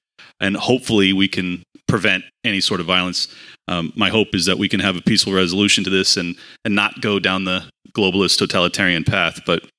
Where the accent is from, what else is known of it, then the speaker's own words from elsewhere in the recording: San Diego, California, United States; moved away as an adult; now in Florida, United States; I was born and raised in San Diego, California. Spent the first 37 years of my life there. Absolutely loved it. All my family, all my friends.